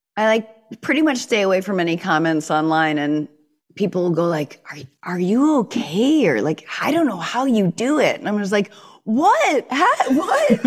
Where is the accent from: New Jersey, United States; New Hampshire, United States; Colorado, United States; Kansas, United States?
New Hampshire, United States; the hardcore life of, uh, growing up in New Hampshire